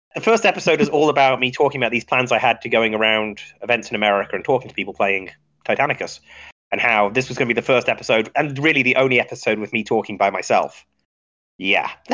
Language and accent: English; Midlands, United Kingdom; moved away as an adult; now in United States; I originally from the UK, uh, born in the Midlands, uh, best part of England